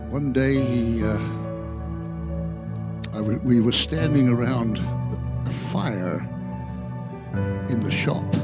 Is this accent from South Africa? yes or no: yes; South Africa; I was born and raised in South Africa.